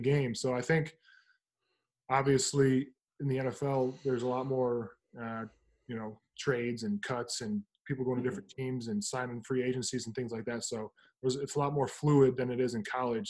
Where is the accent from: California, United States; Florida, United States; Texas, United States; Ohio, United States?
Ohio, United States; Toledo; moved away; I grew up in Toledo